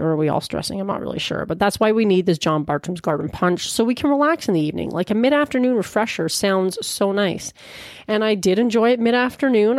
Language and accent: English; Peterborough, Ontario, Canada; here in my hometown of Peterborough, Ontario